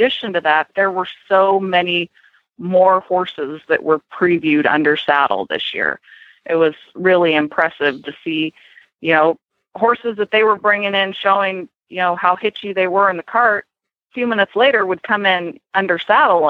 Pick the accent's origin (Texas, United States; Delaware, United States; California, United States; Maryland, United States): California, United States; moved away; growing up in California